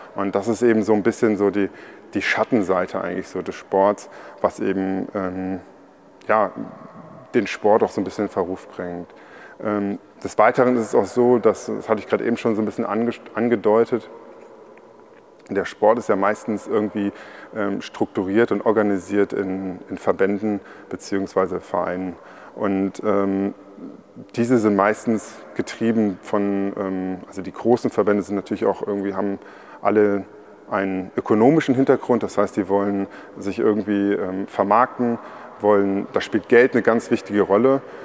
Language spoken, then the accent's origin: German; Trier, Rhineland-Palatinate, Germany; ich komme ja aus Trier